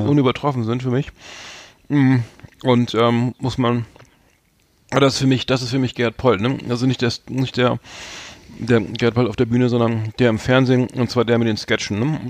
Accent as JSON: {"language": "German", "region": "Bremen", "country": "Germany", "said": "als Bremer"}